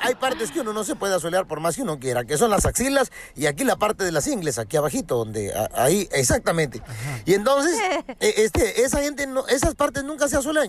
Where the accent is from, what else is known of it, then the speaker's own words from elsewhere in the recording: Acapulco, Guerrero, Mexico; estar en mi tierra. Te saludo desde Acapulco, Guerrero